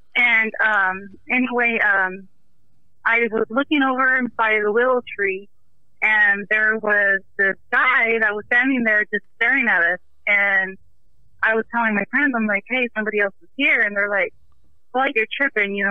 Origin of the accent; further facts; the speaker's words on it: Irvine, California, United States; now in Bakersfield, United States; I used to live in Irvine, California. I grew up there.